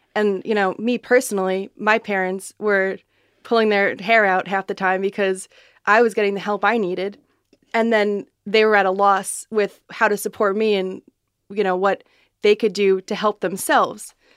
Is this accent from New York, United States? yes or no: yes; West Islip, New York, United States; I grew up in West Islip.